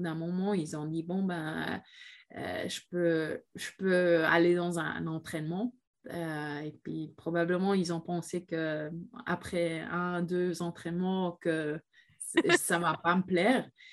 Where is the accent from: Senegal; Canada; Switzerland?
Switzerland; je viens de la Suisse pendant 13 ans.